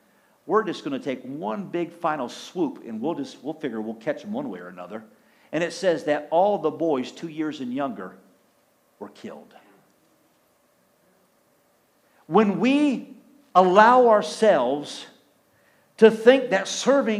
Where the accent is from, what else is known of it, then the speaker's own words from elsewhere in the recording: Clio, Michigan, United States; I grew up in Clio